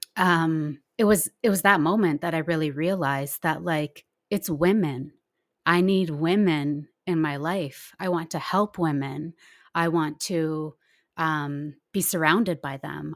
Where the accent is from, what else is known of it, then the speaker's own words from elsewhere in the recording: Nelson, British Columbia, Canada; I grew up in Nelson, B C, where things are pretty laid back